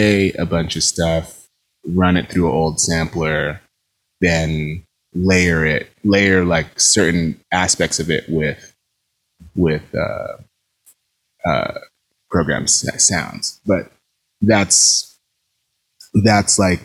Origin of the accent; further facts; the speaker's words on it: New York, United States; I grew up in New York